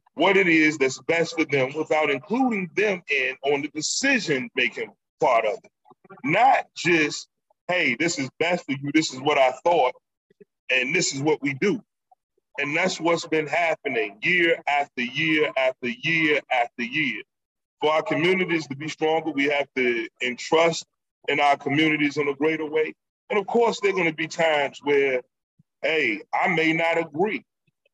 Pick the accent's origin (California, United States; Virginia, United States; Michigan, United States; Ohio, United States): Virginia, United States; Norfolk; growing up in Norfolk